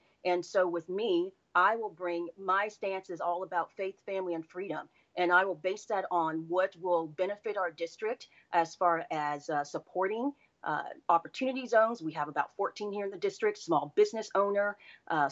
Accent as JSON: {"language": "English", "town": "Orlando", "region": "Florida", "country": "United States", "tie": "born or raised there", "also_born_or_lived": "Washington, D.C.", "said": "I was born and raised here in Orlando, so this community is near and dear to my heart"}